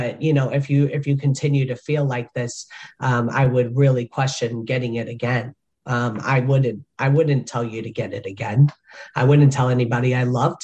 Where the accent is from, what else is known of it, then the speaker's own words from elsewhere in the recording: Chicago, Illinois, United States; moved away; my hometown of Chicago